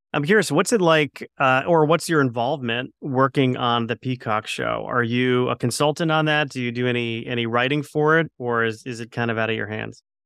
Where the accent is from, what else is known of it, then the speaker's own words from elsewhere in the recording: Plantation, Florida, United States; I grew up in Plantation, Florida